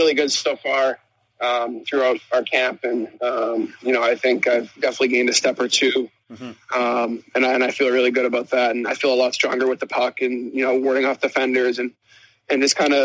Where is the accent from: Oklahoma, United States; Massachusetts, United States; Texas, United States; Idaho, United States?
Massachusetts, United States; Boston; growing up in Boston